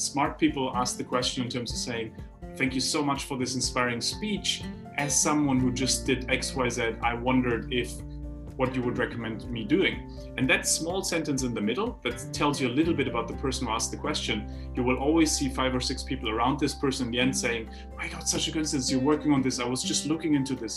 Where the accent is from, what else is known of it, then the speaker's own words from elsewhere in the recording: Heidelberg, Baden-Württemberg, Germany; when I grew up in Heidelberg, we had a philosopher's way.